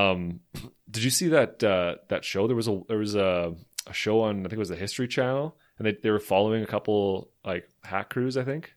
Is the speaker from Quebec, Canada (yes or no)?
no; Slave Lake, Alberta, Canada; growing up in Slave Lake